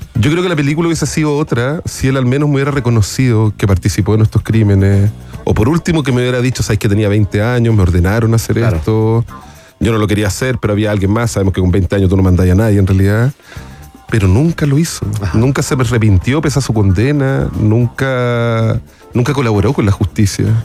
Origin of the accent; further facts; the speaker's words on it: Chile; de Chile